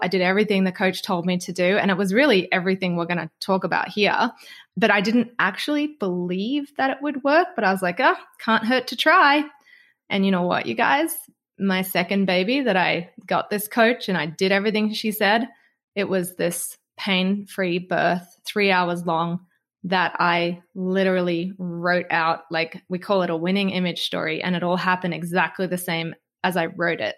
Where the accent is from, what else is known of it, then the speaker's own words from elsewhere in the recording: Australia; obviously I'm from Australia